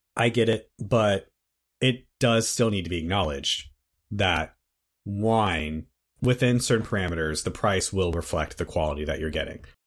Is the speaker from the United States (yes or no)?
yes; United States; speaking as an American